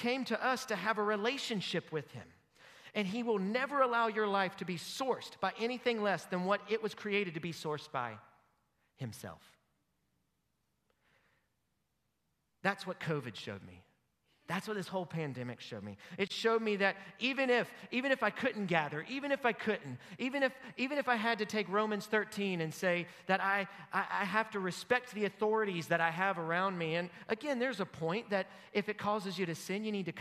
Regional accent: United States; As an American

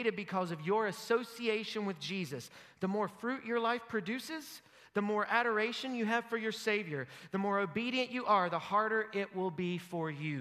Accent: United States; As an American

